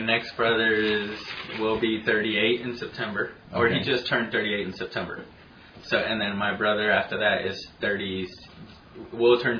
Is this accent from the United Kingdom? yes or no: no; San Juan, Puerto Rico; moved away; also born or lived in Las Vegas; I'm Puerto Rican. I was born in San Juan, Puerto Rico in 1974.